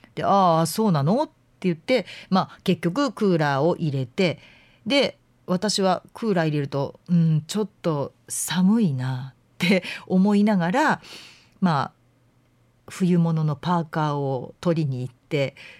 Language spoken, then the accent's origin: Japanese; Fuefuki, Yamanashi, Japan; now in Kansai, Japan; 笛吹市っていうところの出身